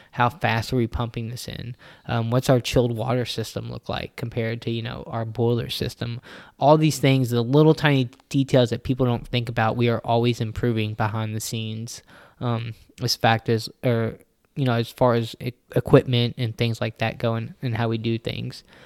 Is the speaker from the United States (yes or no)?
yes; Louisville, Kentucky, United States; me and Nick were city boys. We grew up here in Louisville, Kentucky.